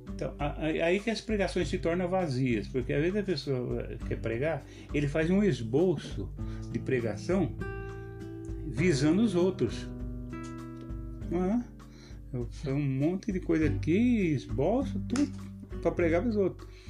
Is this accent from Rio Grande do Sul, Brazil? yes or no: no; São Paulo, Brazil; Nós somos de São Paulo